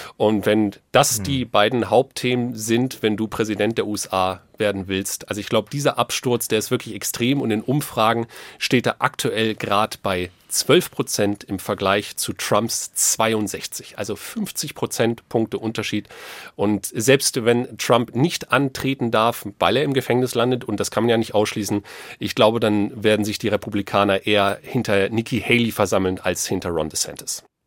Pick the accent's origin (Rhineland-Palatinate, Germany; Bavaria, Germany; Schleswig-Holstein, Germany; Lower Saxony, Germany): Lower Saxony, Germany; für mich als gebürtigen Niedersachsen